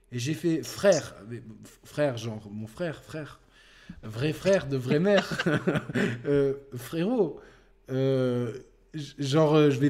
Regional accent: Marseille, Provence-Alpes-Côte d'Azur, France; je suis marseillais

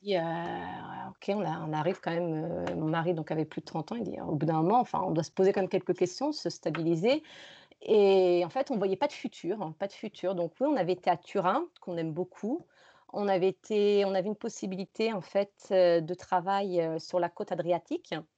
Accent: France; also born or lived in Rome, Italy / Valencia, Spain; now in Granada, Spain; moi je suis française

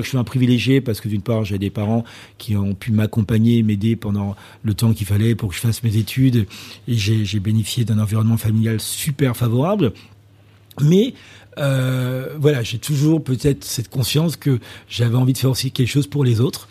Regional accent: Martinique; moved away; also born or lived in South Africa; je suis originaire de la Martinique

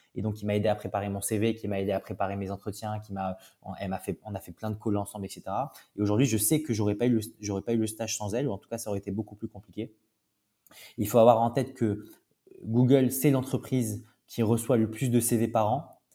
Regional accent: Toulouse, Occitania, France; moved away as an adult; now in Paris, France; je suis de Toulouse. donc j'ai grandi à Toulouse jusqu'à mes 18 ans.

